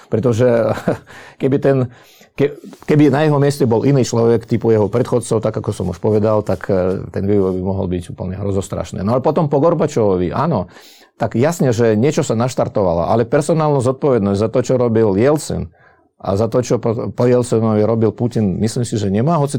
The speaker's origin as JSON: {"language": "Slovak", "country": "Slovakia", "said": "Uh, bol by som veľmi rád, keby sme sa pozerali teraz na vývoj aj u nás doma na Slovensku"}